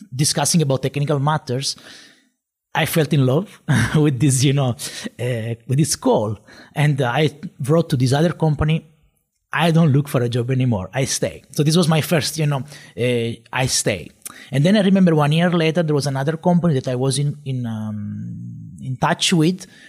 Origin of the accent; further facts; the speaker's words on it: Sicily, Italy; English is a second language; moved away as an adult; now in Katowice, Poland; I am uh, from Italy, from Sicily in particular, and I moved to Poland in Katowice uh, eight years ago.